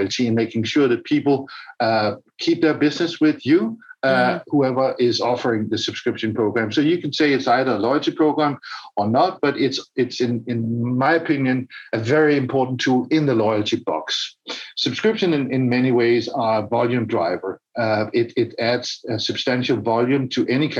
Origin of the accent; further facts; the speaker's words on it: Denmark; now in United States; I'm born and raised in Denmark